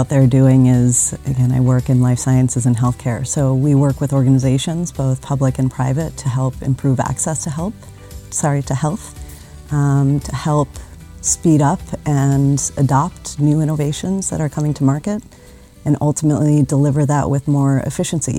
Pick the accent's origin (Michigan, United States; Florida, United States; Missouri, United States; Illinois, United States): Illinois, United States; Chicago; moved away as an adult; now in Switzerland; I'm from Chicago originally